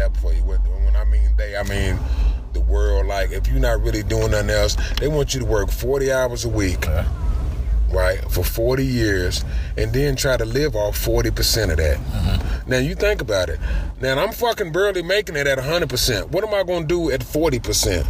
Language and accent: English; Louisville, Kentucky, United States; I'm from Louisville, Kentucky